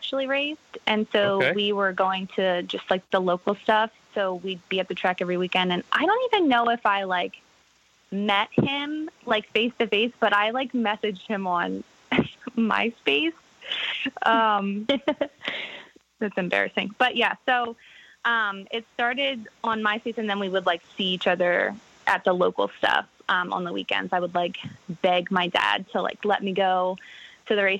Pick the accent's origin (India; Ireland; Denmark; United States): United States; Maryland; moved away; I grew up in Maryland